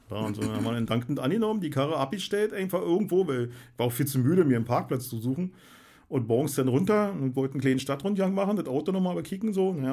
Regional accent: Germany; Und wir haben uns hingesetzt, weil wir sind ja Deutsche, doof.

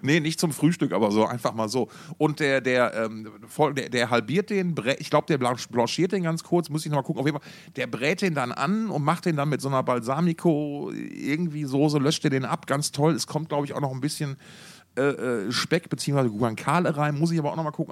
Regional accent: Essen, North Rhine-Westphalia, Germany; moved away; aus Alten Essen

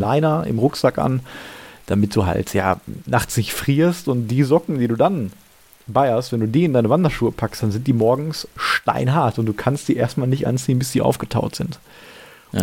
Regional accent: Gladbeck, North Rhine-Westphalia, Germany; now in Essen, Germany; Gladbeck, also meiner Heimatstadt

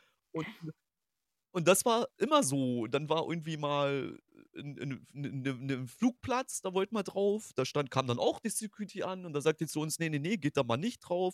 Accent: eastern Germany, Germany; now in Hanover, Germany; ich komme ja gebürtig aus dem Osten

